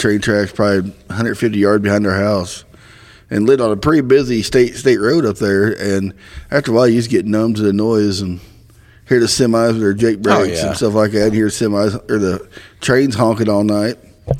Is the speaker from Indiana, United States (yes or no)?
yes; north central Indiana, United States; now in Ferdinand, United States; I'm a central Hoosier.